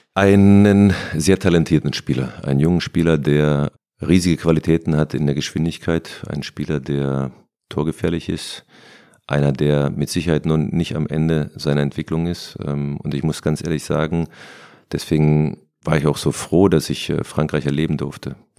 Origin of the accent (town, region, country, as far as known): Berlin, Germany; born or raised there